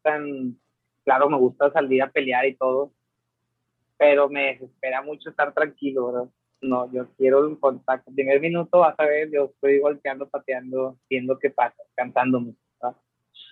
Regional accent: Mexico; como todo mexicano

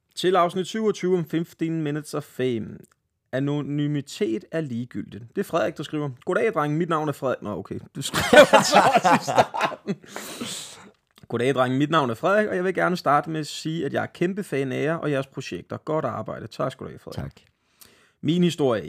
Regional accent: Svenstrup, North Denmark Region, Denmark; moved away as an adult; also born or lived in Copenhagen; jeg flyttede tilbage til Svenstrup, min hjemby

